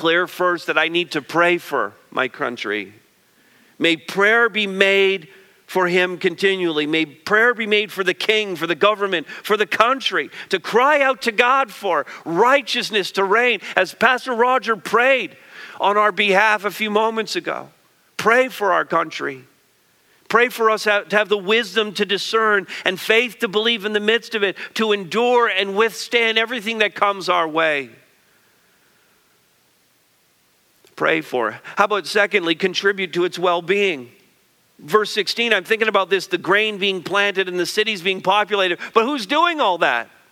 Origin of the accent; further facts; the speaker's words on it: Quebec, Canada; I grew up in Quebec